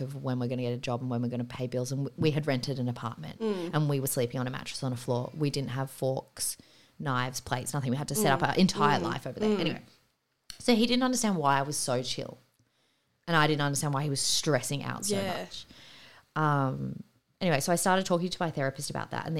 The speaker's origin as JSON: {"language": "English", "town": "Sydney", "region": "New South Wales", "country": "Australia", "also_born_or_lived": "San Francisco", "said": "we moved home back to Sydney from San Fran and bought our first apartment"}